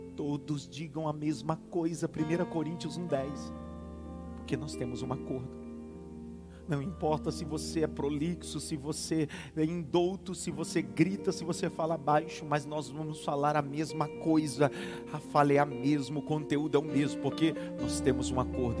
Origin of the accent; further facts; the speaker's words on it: Northeast Region, Brazil; accent: Nordestino; eu não tenho um sotaque nordestino, já deu para perceber eu que puxo. Eu puxo, eu, eu faço questão de dizer onde eu nasci.